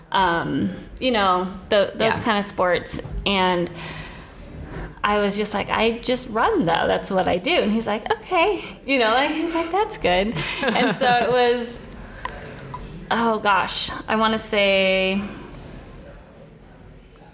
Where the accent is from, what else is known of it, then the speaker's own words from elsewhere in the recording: Spokane, Washington, United States; moved away as an adult; now in Nashville, United States; I grew up in Spokane, Washington, and about, gosh, I want to say 18 years ago, I moved to Nashville